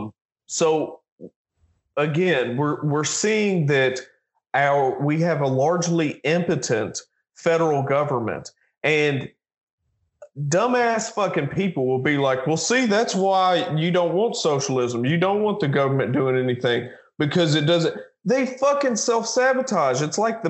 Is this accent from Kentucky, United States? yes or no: yes; Kentucky, United States; my geographic identity has shifted more and more towards being a Kentuckian